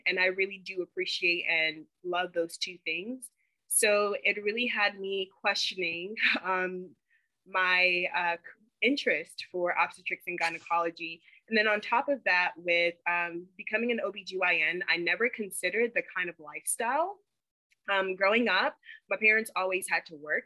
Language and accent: English; Charlotte, North Carolina, United States; also born or lived in Tema, Ghana / Chapel Hill, North Carolina; now in Los Angeles, United States; I'm from Charlotte, North Carolina, but my family's originally from Ghana, West Africa. I actually moved to America when I was six years old from Ghana and um, went to school in uh, Charlotte in North Carolina